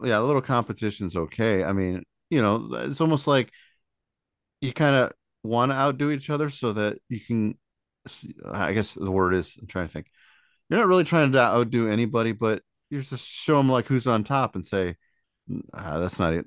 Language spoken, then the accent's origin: English; South Bend, Indiana, United States; I'm from South Bend and up this area, we don't have one